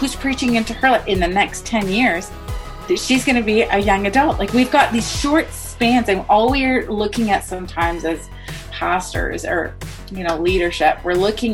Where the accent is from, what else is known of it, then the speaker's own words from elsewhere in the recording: Canada; I was born into a Lebanese family, but I'm born and raised in Canada. So I'm first generation Canadian